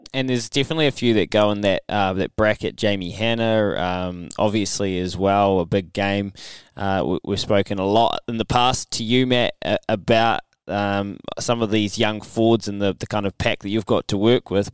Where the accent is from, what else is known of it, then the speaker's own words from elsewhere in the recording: Canterbury, New Zealand; my hometown team